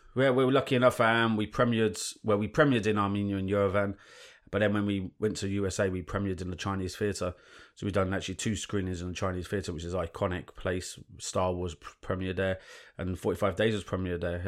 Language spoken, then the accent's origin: English; London, United Kingdom; I grew up in London, um, in central London, and moved to North London